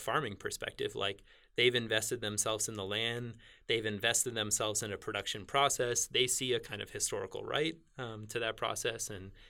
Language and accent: English; Northeast, United States; I grew up in the Northeast where that's water was always flowing. Things were always raining. Things were always melting. And everything was flowing to the ocean.